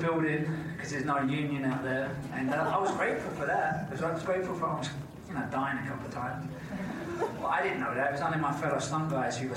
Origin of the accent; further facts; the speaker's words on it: London, United Kingdom; also born or lived in Glasgow, Scotland; I grew up in Glasgow, Scotland. And then at the age of 8, I moved to London